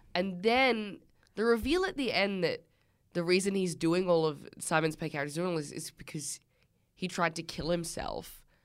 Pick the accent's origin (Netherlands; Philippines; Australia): Australia; We're Australian.